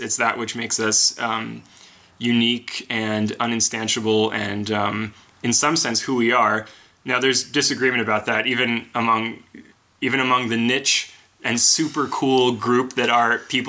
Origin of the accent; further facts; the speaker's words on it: East Coast, United States; growing up on the East Coast.